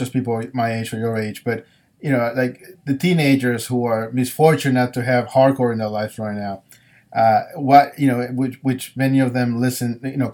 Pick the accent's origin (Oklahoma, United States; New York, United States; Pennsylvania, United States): New York, United States; New York City; I grew up in New York